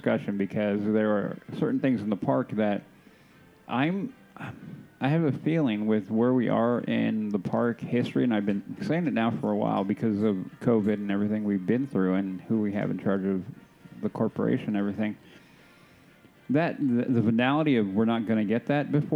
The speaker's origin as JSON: {"language": "English", "region": "Southern California", "country": "United States", "tie": "born or raised there", "said": "growing up in SoCal"}